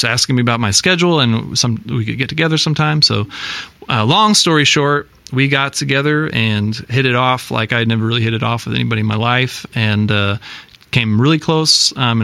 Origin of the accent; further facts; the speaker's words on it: Iowa, United States; moved away as an adult; also born or lived in New York City; I'm from Iowa